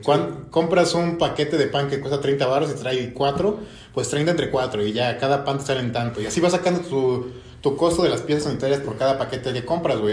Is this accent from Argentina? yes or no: no; Mexico